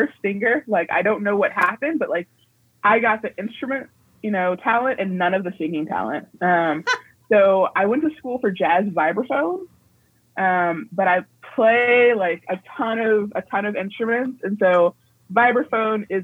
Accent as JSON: {"language": "English", "town": "Alexandria", "region": "Virginia", "country": "United States", "tie": "born or raised there", "said": "I was raised in Alexandria, Virginia, which is, like, right outside of D.C."}